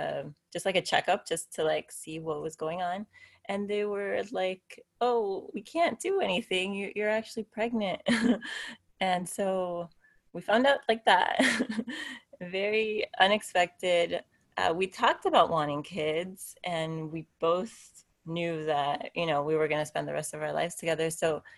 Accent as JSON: {"language": "English", "town": "Miami", "region": "Florida", "country": "United States", "also_born_or_lived": "Tennessee", "moved": "as an adult", "lives_now": "San Diego, United States", "said": "My husband is Eddie, and we're both from Miami"}